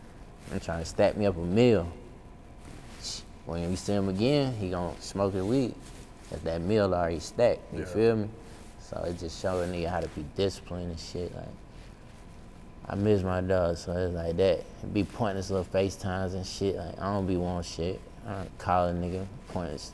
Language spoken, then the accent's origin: English; Carolina, United States; I'm from Carolina